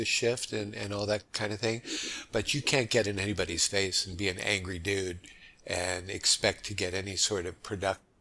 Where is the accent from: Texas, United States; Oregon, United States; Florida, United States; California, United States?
California, United States; Los Angeles; moved away as an adult; also born or lived in New York, United States; now in Honolulu, United States; I was born in New York and grew up there till the age of 10. And that's when my family moved to Los Angeles.